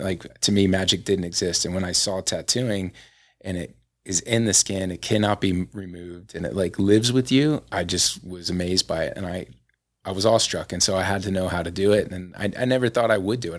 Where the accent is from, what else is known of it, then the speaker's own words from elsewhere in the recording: Florida, United States; moved away as an adult; now in Salt Lake City, United States; there was this area where I grew up in Florida